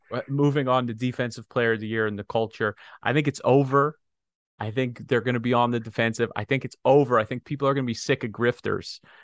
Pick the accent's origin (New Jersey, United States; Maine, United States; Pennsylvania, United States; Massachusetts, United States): Pennsylvania, United States; some idiot that I grew up with in Pennsylvania